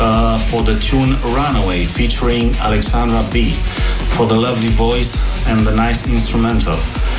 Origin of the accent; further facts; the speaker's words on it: Bucharest, Romania; I am from Bucharest